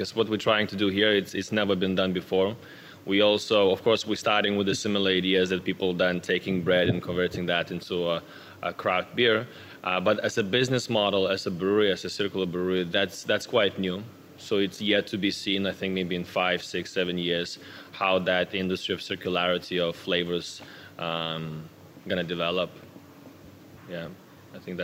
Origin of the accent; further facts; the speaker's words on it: Lithuania; now in Denmark; I'm actually originally from Lithuania. I've been living in Denmark for more than 10 years now